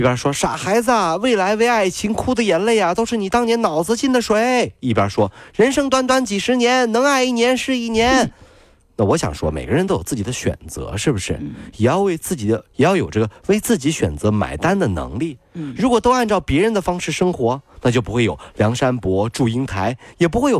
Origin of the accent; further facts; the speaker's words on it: Hangzhou, Zhejiang, China; 我们杭州人啊